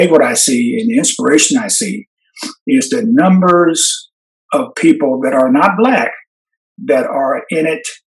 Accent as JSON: {"language": "English", "town": "Portland", "region": "Oregon", "country": "United States", "tie": "born or raised there", "said": "I came from Portland. I came from Jefferson High School, which was a predominantly Black high school"}